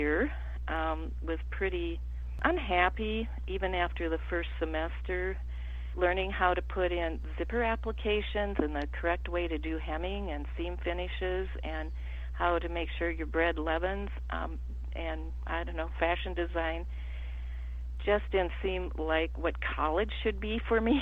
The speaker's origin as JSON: {"language": "English", "town": "Fall Creek", "region": "Wisconsin", "country": "United States", "tie": "born or raised there", "said": "I am a native of Wisconsin. I was born in 1950, the first of four children, and I grew up mainly on dairy"}